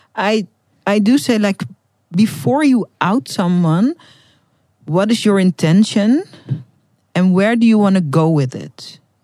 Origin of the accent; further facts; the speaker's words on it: Netherlands; first language Dutch; English is a second language; I'm from the Netherlands